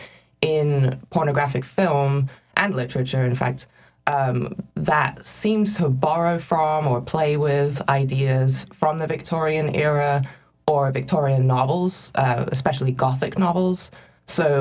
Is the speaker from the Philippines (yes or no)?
no; England, United Kingdom; moved away as an adult; I grew up in England